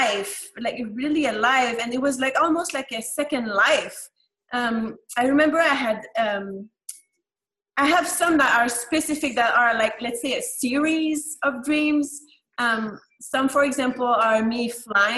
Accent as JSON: {"language": "English", "region": "Quebec", "country": "Canada", "tie": "born or raised there", "second_language": "English", "moved": "yes", "said": "mainly I grew up in Canada, in the French part, which is called Quebec"}